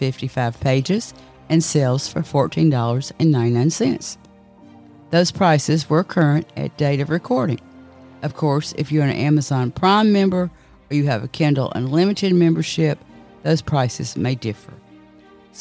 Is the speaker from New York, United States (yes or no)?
no; Nashville, Tennessee, United States; my hometown, Nashville, Tennessee